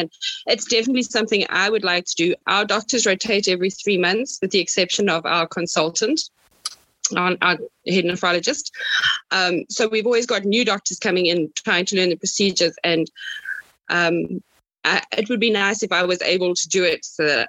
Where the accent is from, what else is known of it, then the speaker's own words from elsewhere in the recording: Pietermaritzburg, KwaZulu-Natal, South Africa; I'm from Pietermaritzburg.